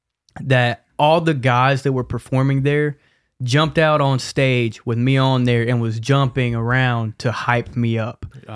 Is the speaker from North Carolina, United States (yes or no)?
yes; Charlotte, North Carolina, United States; I'm from Charlotte originally, born and raised. … 21 years old. I come from a Christian background.